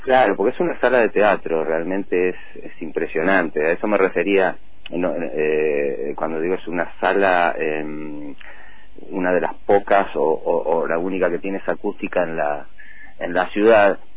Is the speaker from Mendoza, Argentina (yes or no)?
no; Bahía Blanca, Buenos Aires Province, Argentina; now in General Roca, Argentina; yo en realidad soy de Bahía Blanca, hace muchos años que estoy acá, vine en el 83, 84 a vivir